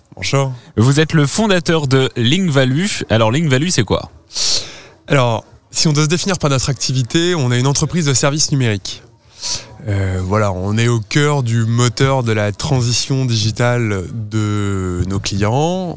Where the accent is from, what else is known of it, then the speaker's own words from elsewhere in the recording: the Nord, Hauts-de-France, France; je suis originaire du Nord